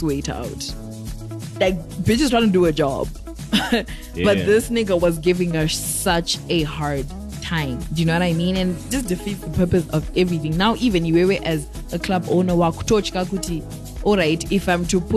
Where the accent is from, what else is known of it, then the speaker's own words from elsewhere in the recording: Zimbabwe; as Zimbabweans